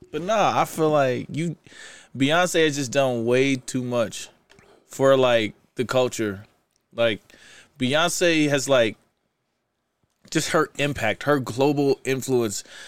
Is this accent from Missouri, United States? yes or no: yes; Kansas City, Missouri, United States; moved away as an adult; also born or lived in St. Louis, Missouri; now in Utah, United States; I'm from Kansas City. I moved to Saint Louis when I was twelve